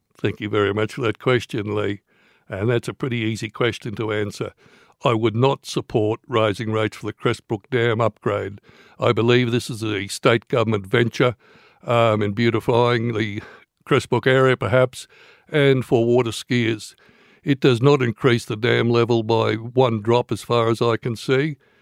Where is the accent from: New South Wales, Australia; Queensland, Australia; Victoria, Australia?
Queensland, Australia; Bollon; moved away as an adult; also born or lived in Cunnamulla, Queensland / Goondiwindi, Queensland; now in Toowoomba, Australia; I'm originally from the Southwest Queensland. I was actually born in Cunnamulla, and I went to school in a little town called Bolin. I lived out there most of my life